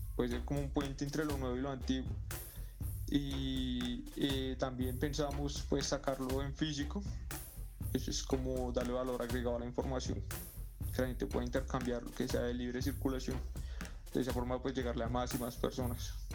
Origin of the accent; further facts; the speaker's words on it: Bogotá, Colombia; Salimos de las cloacas de la República Independiente de Suba, de los parches para patinar allá en Fontanar